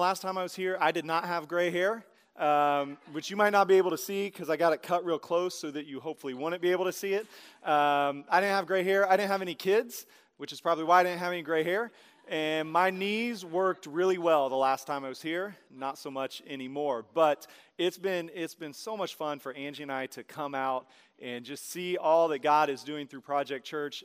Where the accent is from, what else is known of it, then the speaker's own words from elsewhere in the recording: Tulsa, Oklahoma, United States; I'm from Tulsa